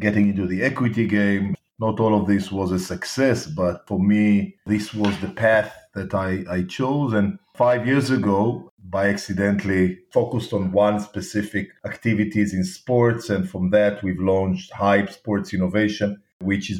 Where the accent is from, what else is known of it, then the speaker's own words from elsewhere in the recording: Tel Aviv, Tel Aviv District, Israel; you can hear by my accent, I was born and raised in Tel Aviv, Israel.